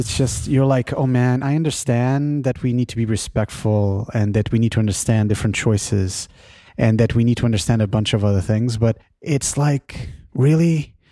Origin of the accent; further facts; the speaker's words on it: Lisbon, Portugal; now in San Francisco Bay Area, United States; I come from Lisbon originally